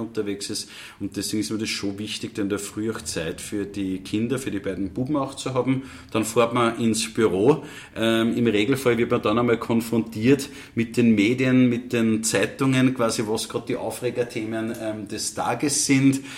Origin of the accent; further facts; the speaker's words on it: Upper Austria, Austria; bei uns in Oberösterreich